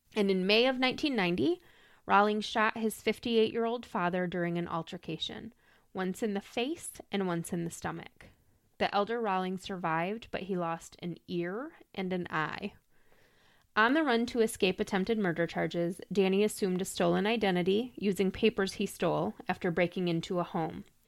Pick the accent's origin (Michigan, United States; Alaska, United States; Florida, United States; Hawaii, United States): Michigan, United States; Lansing; my hometown of Lansing, Michigan